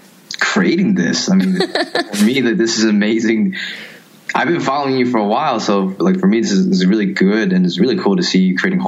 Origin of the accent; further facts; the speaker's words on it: New York City, New York, United States; also born or lived in Princeton, New Jersey; born and raised in New York City.